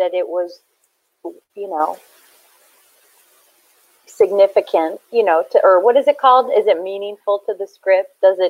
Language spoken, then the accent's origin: English; Detroit, Michigan, United States; accent: Midwest; also born or lived in Park Ridge, Illinois; I was born in Park Ridge, Illinois, but then my family moved to around Detroit, Michigan.